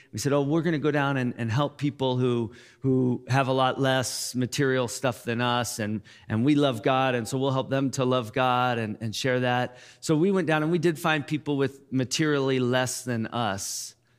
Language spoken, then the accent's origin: English; United States; we're American